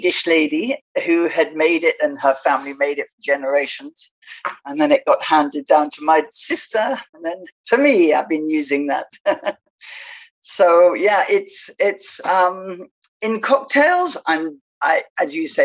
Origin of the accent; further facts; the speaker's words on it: England, United Kingdom; moved away as an adult; also born or lived in Spain / Southwest France; now in France; I'm British. I came over to, I left England when I was 24